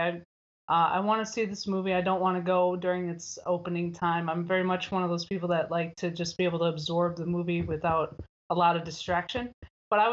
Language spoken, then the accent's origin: English; Minnesota, United States; moved away as an adult; now in Lompoc, United States; I'm originally from Minnesota